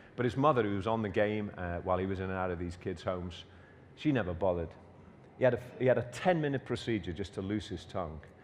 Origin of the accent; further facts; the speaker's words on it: Liverpool, North West England, United Kingdom; I was born in Everton, which is uh, in Liverpool.